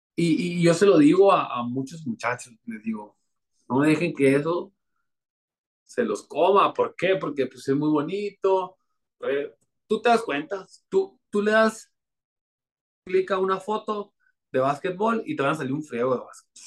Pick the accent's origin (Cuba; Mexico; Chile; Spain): Mexico; Navojoa, Sonora; Creciendo, cuando estaba en Abojoa